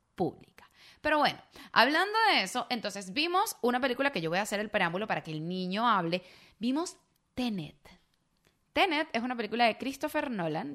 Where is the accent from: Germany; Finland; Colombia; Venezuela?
Venezuela